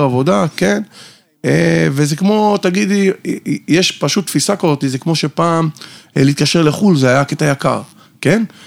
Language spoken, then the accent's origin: Hebrew; Haifa, Haifa District, Israel; moved away as an adult; now in Tel Aviv, Israel; במקור אני חיפאי, היום אני חי בתל אביב כבר שש שנים